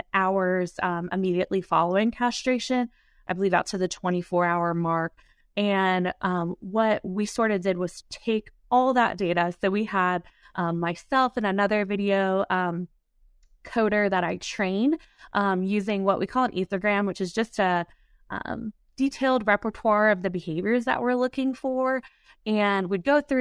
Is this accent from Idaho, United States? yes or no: no; Ohio, United States; moved away; also born or lived in North Carolina; I'm originally from Ohio, grew up in 4-H